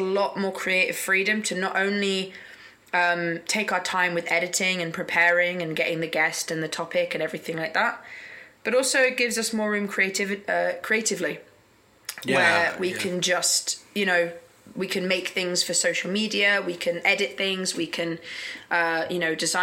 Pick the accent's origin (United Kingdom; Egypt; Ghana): United Kingdom; moved away as an adult; now in South Korea; because I'm British, I can extend it for another year